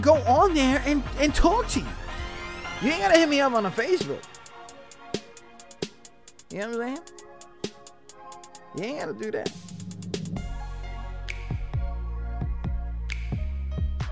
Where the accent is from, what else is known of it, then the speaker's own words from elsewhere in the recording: New York, United States; now in Virginia, United States; I'm from New York